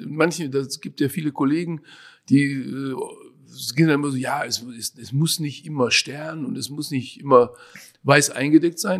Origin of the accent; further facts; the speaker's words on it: North Rhine-Westphalia, Germany; ich bin ja im Ruhrgebiet aufgewachsen, also die typische Ruhrgebietsküche könnte man vielleicht sagen.